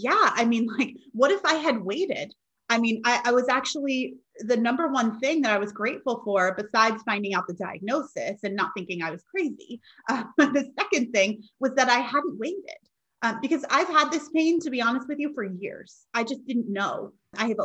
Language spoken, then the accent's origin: English; New York, United States; I'm originally from New York